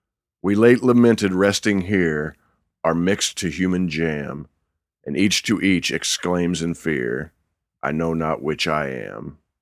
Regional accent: United States; And as an American

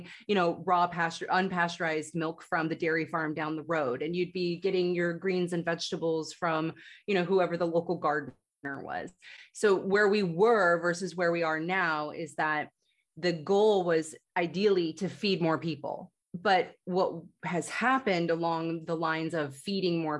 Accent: United States; growing up in the United States

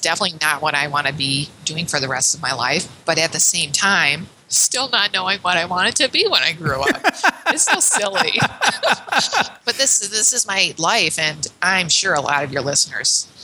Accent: Chicago, Illinois, United States; moved away as an adult; now in Ottawa, Canada; I'm born and raised in Chicago

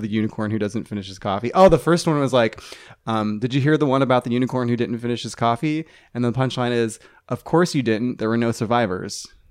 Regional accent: Ohio, United States; moved away; I'm from Ohio

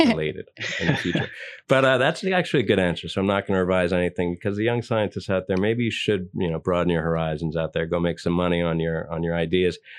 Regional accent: New York, United States; are you a born New Yorker like me?

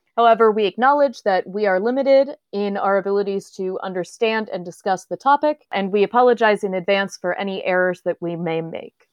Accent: the South, United States; I am from the South

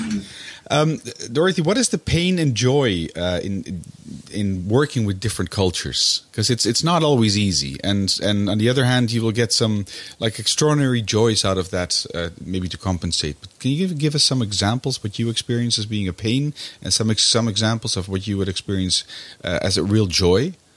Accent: Netherlands; now in Brussels, Belgium; my, my home country, which is the Netherlands

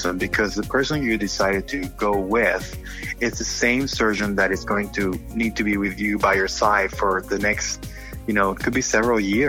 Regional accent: Panama; moved away as an adult; also born or lived in Baltimore and D.C. area; now in United States; I'm originally from Panama and came to the United States specifically to train and end up staying here

